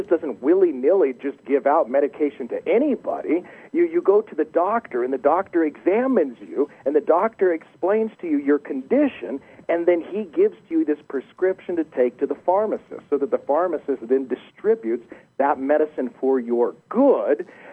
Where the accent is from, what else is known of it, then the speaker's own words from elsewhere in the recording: United States; accent: deep American; also born or lived in Los Alamos, New Mexico; my deep American accent